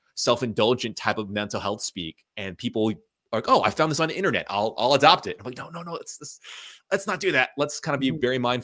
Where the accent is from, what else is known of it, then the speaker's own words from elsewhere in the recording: United States; being a child of immigrant parents, you know, I'm Asian American